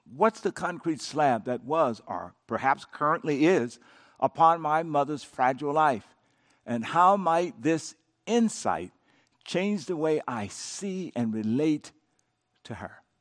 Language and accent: English; Coushatta, Louisiana, United States; I grew up in Cashanah, Louisiana